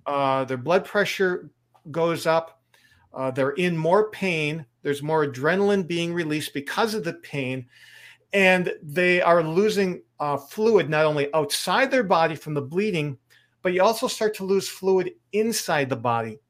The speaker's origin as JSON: {"language": "English", "area": "Lake Michigan", "region": "Midwest", "country": "United States", "tie": "born or raised there", "said": "I grew up near Lake Michigan"}